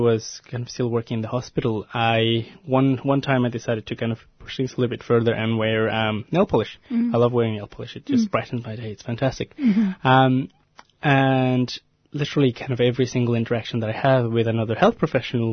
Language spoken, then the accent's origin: English; Mexico; moved away as an adult; now in Melbourne, Australia; I was born and raised in Mexico and moved to Australia about 10 years ago now